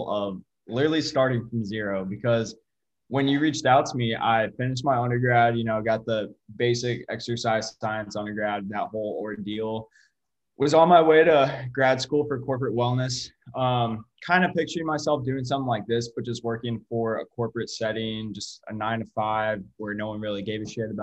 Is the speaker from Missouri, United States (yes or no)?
yes; St. Louis, Missouri, United States; moved away as an adult; now in Springfield, United States; I'm from St. Louis